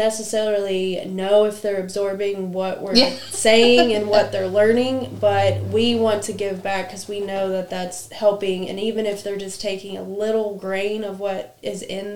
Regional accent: Wayne County, Indiana, United States; moved away as an adult; now in Rushville, United States; I'm a transplant from Wayne County, but I've been here I think going on 14 years

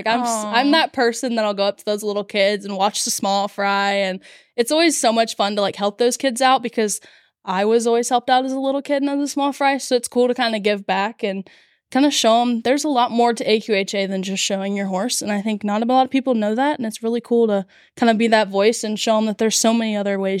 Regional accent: Richwood, Ohio, United States; So I'm 17. I'm from Richwood, Ohio.

